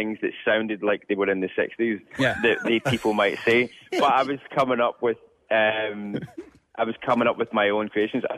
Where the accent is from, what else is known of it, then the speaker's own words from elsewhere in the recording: Scotland, United Kingdom; as a young Scottish person